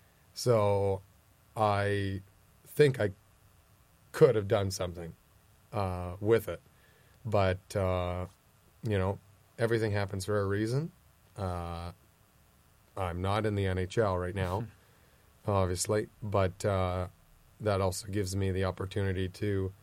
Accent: Windsor, Ontario, Canada; born and raised in Windsor. I have zero plans on ever moving away.

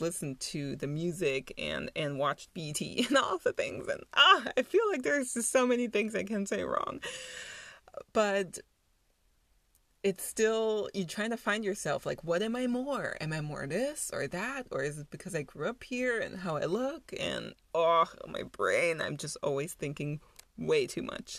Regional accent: Germany; born or raised there; moved away as an adult; also born or lived in New York

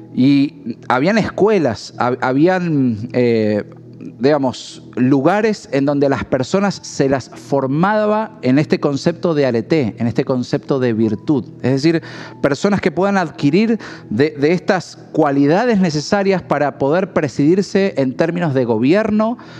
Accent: Argentina

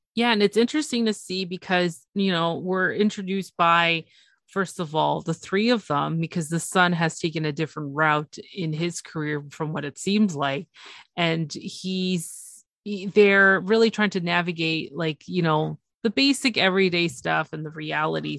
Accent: Toronto, Ontario, Canada; it's Toronto. It's my it's my hometown.

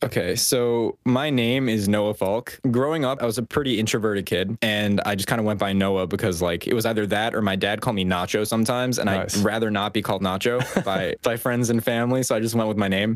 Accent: Westchester County, New York, United States; I grew up in New York, a little bit above New York City in a county called Westchester

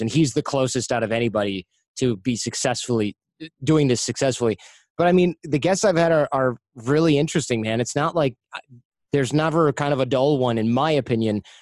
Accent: United States; I'm American

